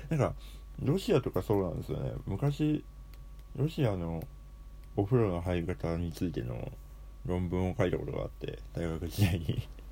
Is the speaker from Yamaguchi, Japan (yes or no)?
no; Hokkaido, Japan; 地元が北海道っていうところなので